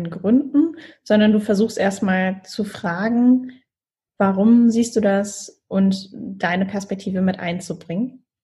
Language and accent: German; Mannheim, Baden-Württemberg, Germany; ein Freund von mir aus Mannheim, aus meiner Heimat, hatte genau ähnliche Dinge berichtet